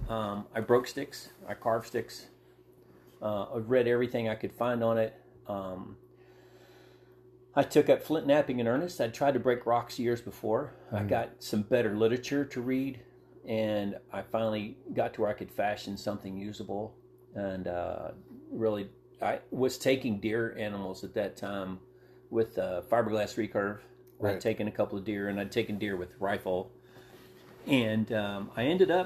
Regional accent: South Texas near Galveston, United States; moved away; also born or lived in West Virginia; I was born and raised in South Texas near Galveston

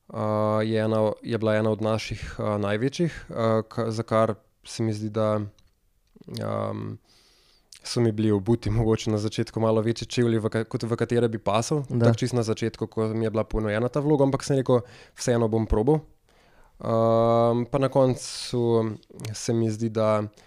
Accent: Bela Krajina, Southeast Slovenia, Slovenia; jaz sem iz Bele krajine

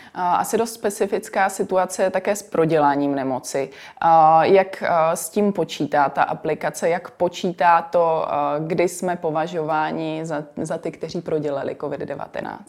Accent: Czechia; my jako Češi

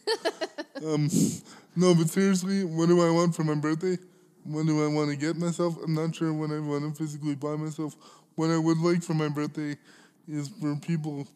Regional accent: Alberta, Canada; growing up in Alberta

